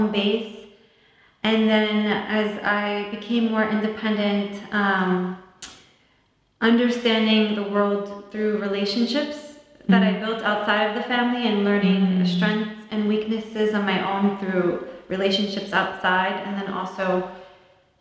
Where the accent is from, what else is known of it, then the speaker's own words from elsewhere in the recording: New Jersey, United States; I grew up in New Jersey